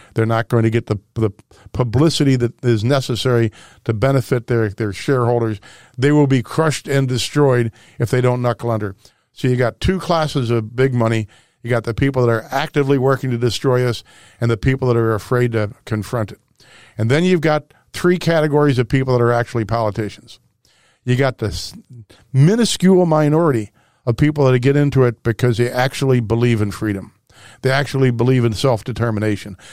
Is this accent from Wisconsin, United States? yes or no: no; Webster Groves, Missouri, United States; born or raised there